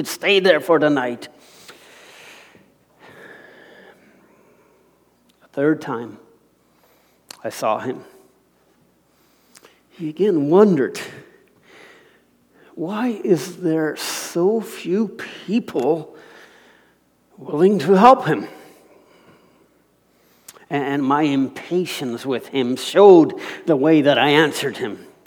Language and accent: English; Alberta, Canada; moved away; I was from Alberta